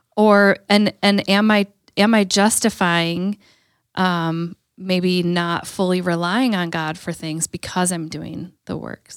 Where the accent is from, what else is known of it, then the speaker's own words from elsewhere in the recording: Green Bay, Wisconsin, United States; growing up in Green Bay